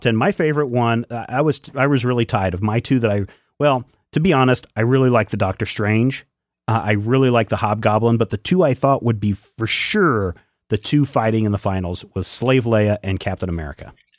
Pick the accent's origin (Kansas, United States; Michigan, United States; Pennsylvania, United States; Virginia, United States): Kansas, United States; Pomona; When I was growing up in eastern Kansas, uh, there is a river between, uh, the small town of Pomona where I grew up